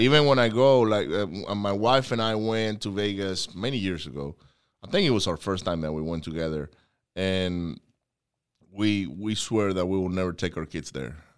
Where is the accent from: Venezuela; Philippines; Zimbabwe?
Venezuela; moved away; I grew up in Venezuela